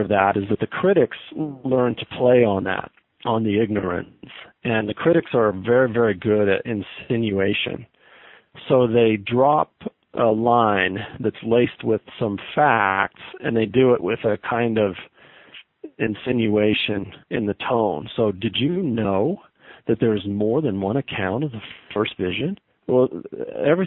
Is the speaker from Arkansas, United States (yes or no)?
no; Southern Idaho, United States; moved away as an adult; also born or lived in Laie, Hawaii, United States / Provo, Utah, United States; now in Salt Lake City, United States; I'm a kid from Southern Idaho